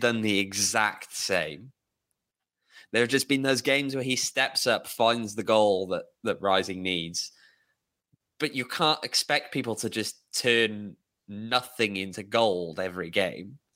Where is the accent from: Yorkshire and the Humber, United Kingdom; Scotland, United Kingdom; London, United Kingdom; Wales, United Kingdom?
Wales, United Kingdom; Welsh; moved away; I'm Welsh